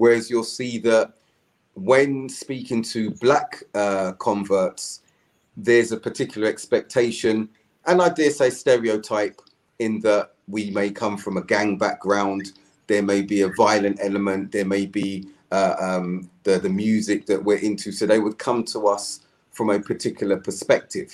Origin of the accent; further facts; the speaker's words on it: England, United Kingdom; I'm an Englishman